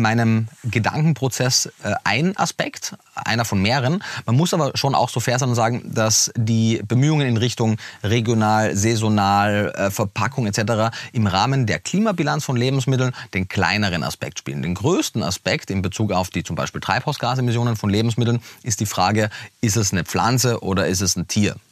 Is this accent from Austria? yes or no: yes; Austria; moved away; also born or lived in Vienna; ich bin, bin Österreicher, habe damals äh, in Wien gelebt